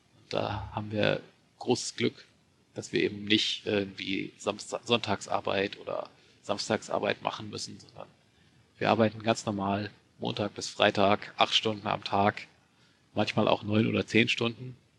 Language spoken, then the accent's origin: German; Germany; moved away as an adult; now in Japan; als Deutscher